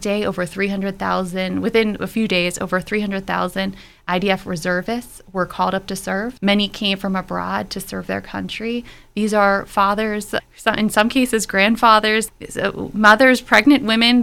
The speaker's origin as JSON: {"language": "English", "town": "Pittsburgh", "region": "Pennsylvania", "country": "United States", "tie": "born or raised there", "also_born_or_lived": "Israel", "said": "I was raised here in Pittsburgh. I grew up in Fox Chapel"}